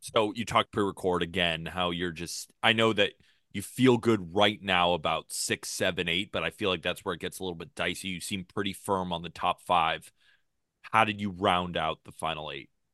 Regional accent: Santa Barbara, California, United States; I'm from Santa Barbara, grew up watching the gauchos

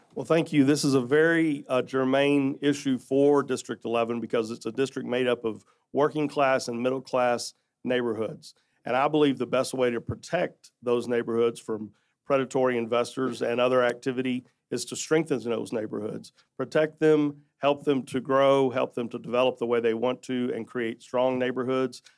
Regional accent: Fort Worth, Texas, United States; I'm a native of Fort Worth. I was born and raised in the Riverside community where I still live

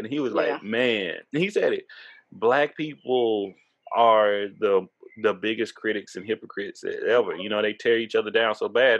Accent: Tyler, Texas, United States; if you rode bus 44 growing up in Tyler, Texas

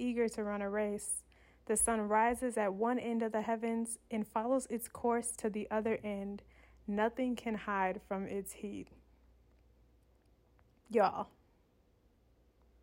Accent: Michigan, United States; now in Southern California, United States; I come from Michigan, where it's probably snowing in Michigan

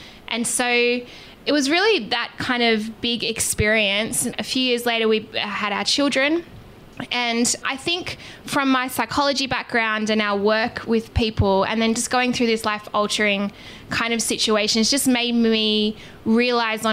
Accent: Australia; we are obviously from Australia.

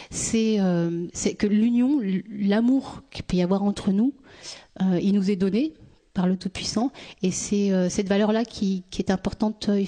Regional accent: France; also born or lived in Tunis; Je suis née à Tunis. Je suis arrivée en France. J'avais un mois. ni d'ici, ni de là-bas.

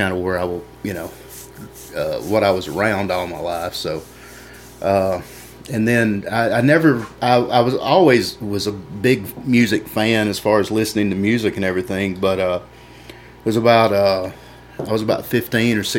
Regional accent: Tremont, Alabama, United States; also born or lived in Mississippi; right on the edge of Alabama, Mississippi line, just in the edge of Alabama. Went to school at Tremont

